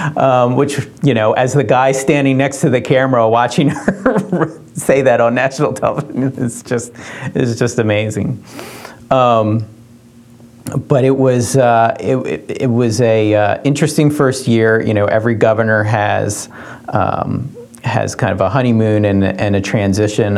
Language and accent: English; Dover, Delaware, United States; I grew up in Dover